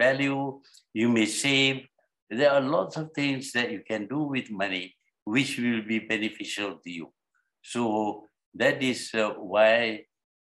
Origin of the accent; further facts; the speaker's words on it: Malaysia; Malaya was our country